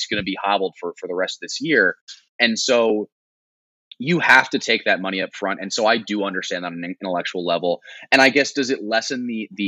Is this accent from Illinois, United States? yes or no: no; Philadelphia, Pennsylvania, United States; I'm a diehard Eagles fan as well, growing up in Philadelphia